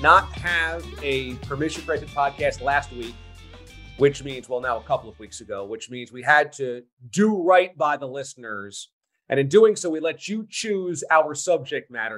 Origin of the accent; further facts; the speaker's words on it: New York, United States; I grew up in New York going to Shea Stadium as a Mets fan